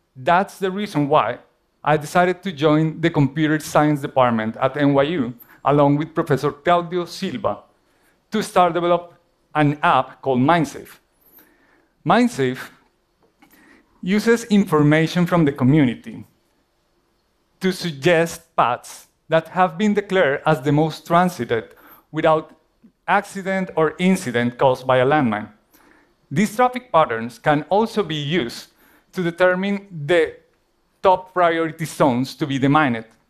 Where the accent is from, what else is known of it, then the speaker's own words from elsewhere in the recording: Colombia; moved away; my home country, Colombia